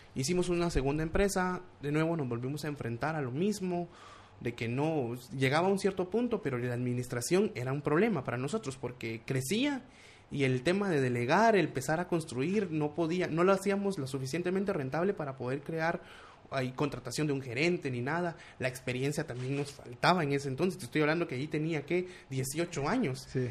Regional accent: Guatemala City, Guatemala Department, Guatemala; also born or lived in United States; de Guatemala

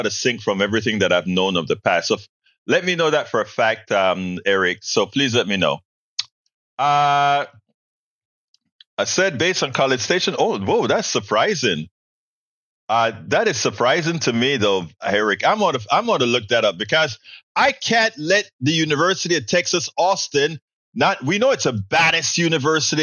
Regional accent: Panama; now in Houston, United States; when we speak our Spanglish

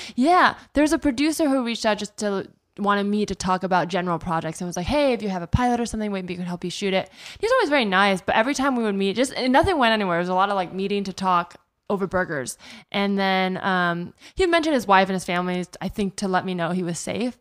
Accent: Palo Alto, California, United States; moved away as an adult; also born or lived in New York; now in Los Angeles, United States; I'm from, I grew up in the Bay

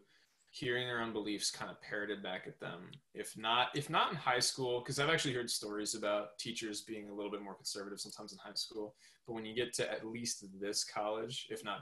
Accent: Southern New York, United States; So I'm from Southern New York. I live a little bit around the New York City area

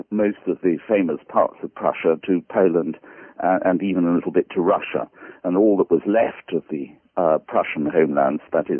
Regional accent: London, United Kingdom; I grew up here in London

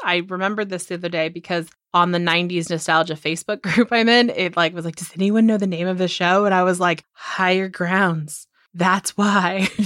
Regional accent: Chester, California, United States; I'm from Chester, California, like, that's where I was born.

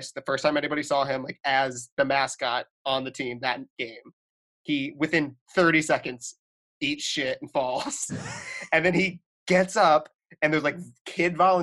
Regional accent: Michigan, United States; I'm from Michigan

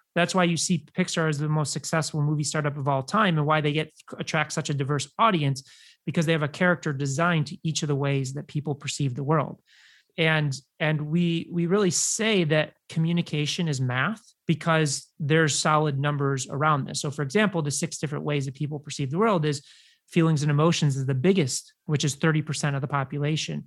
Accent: Chicago, Illinois, United States; i grew up in chicago

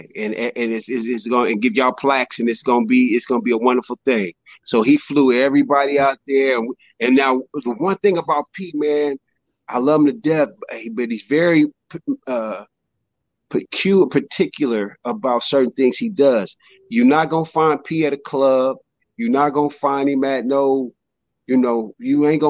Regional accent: Richmond, California, United States; also born or lived in Sherman Oaks, California; I'm from Richmond, California. Everybody aspires to be something big where I'm from

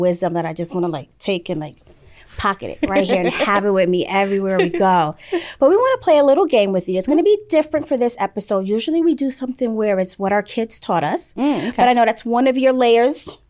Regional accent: New York, United States; we're born and raised in New York.

